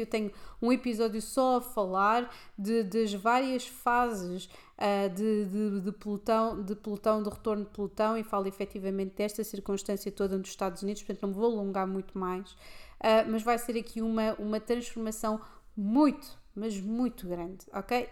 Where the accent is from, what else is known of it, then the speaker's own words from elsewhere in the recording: Lisbon, Portugal; no centro de Lisboa em que eu cresci